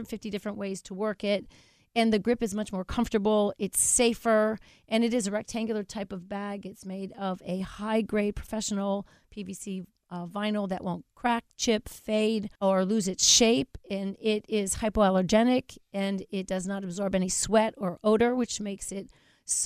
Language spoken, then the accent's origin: English; Coral Springs, Florida, United States; I'm from Coral Springs, Florida, South Florida.